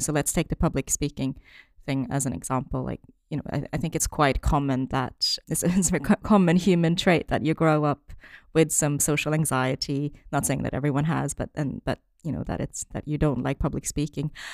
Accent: Norway; moved away as an adult; also born or lived in China; now in United Kingdom; originally, I'm from Norway, but then my parents are originally from China

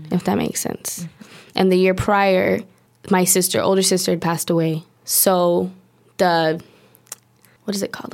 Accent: Long Beach, California, United States; moved away as an adult; now in Paris, France; I'm from Long Beach, California, born and raised

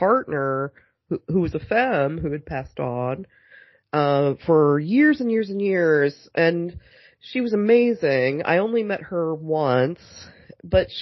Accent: Kansas City, Missouri, United States; I am from Kansas City

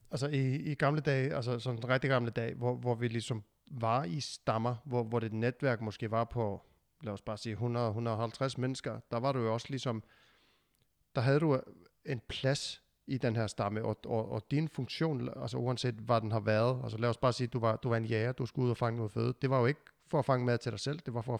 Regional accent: Iceland; now in Denmark; jeg flyttede jo fra Island til Danmark, og der havde jeg lige pludselig ikke min stamme mere. Alle mine venner var jo i Island, øh, mine forældre var i Island, og, og vi kom hertil

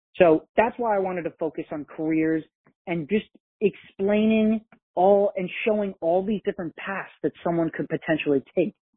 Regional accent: about an hour north of New York City, United States; I grew up in New York, about an hour north of New York City

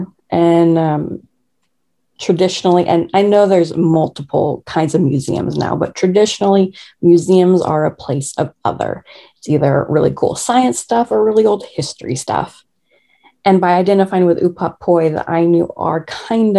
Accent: Kansas, United States; moved away; I'm from Kansas

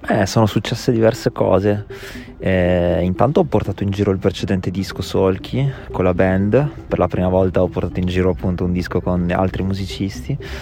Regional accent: Ravenna, Emilia-Romagna, Italy; moved away as an adult; also born or lived in Berlin, Germany; now in Bologna, Italy; Vengo da Ravenna, eh, ho un po' girovagato, ho fatto l'università fuori, ho vissuto a Berlino per un po' di anni e sono approdato a Bologna.

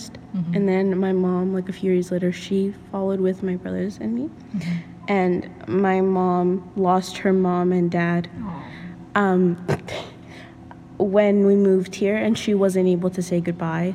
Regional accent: Canada; being a Canadian is nice

